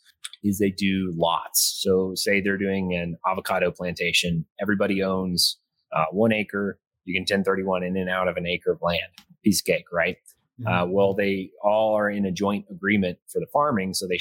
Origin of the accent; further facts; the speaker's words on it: Carrollton, Texas, United States; moved away as an adult; also born or lived in Odessa, Texas; now in Midland, United States; I'm originally from north of Dallas, Carrollton